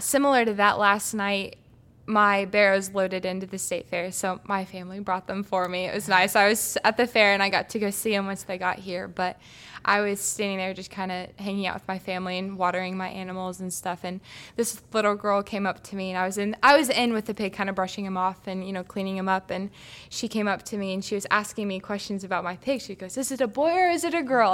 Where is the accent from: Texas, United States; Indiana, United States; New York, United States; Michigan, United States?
Indiana, United States; Hancock County; in my county, Hancock County